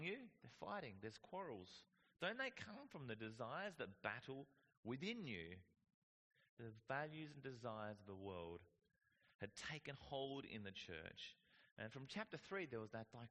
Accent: Whyalla, South Australia, Australia; I grew up in Whyalla.

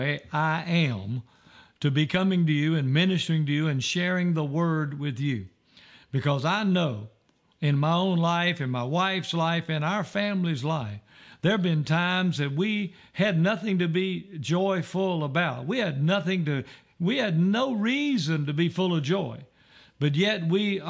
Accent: Roxboro, North Carolina, United States; when I was growing up, I grew up in Roxboro, North Carolina

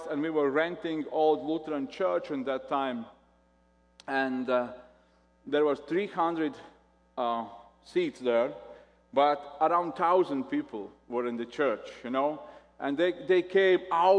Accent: Latvia; English is a second language; I'm from Latvia

